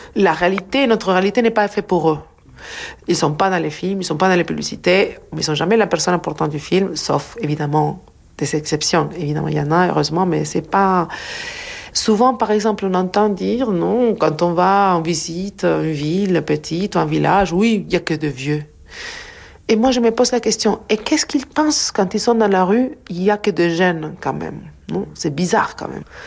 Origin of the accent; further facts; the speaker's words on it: Argentina; French is a second language; moved away; je viens de l'Argentine, je grandi en Argentine, donc euh, mes années 70-80, c'est en Argentine